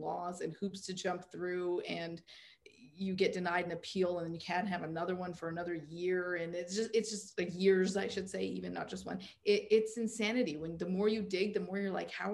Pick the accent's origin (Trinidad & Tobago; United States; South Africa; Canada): Canada; I'm Canadian